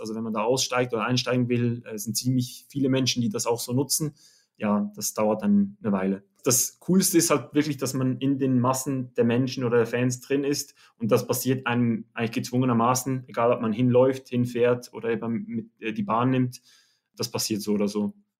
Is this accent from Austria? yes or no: no; Oberkirch, Lucerne, Switzerland; ich komme aus Oberkirch in der Schweiz, so in, genau in der Mitte